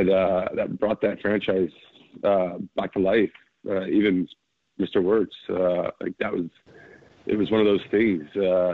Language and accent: English; Toronto, Ontario, Canada; I grew up in Toronto